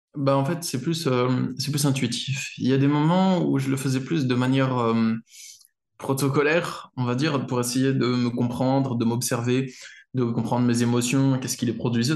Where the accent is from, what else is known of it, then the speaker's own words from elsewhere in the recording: France; je suis un Français occidental